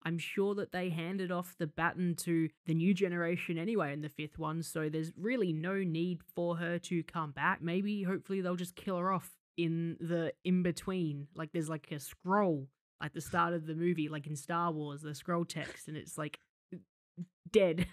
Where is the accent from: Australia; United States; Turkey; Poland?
Australia